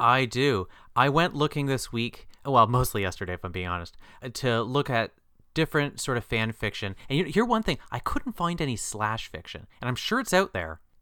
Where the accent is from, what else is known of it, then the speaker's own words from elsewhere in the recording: Canada; our country's populated